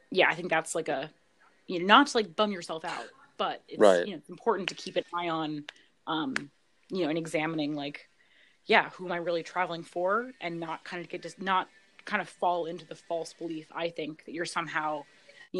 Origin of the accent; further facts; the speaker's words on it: United States; especially being an American